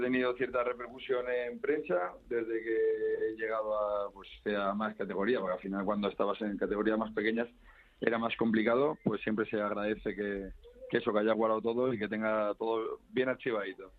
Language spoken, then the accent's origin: Spanish; Community of Madrid, Spain; yo como madrileño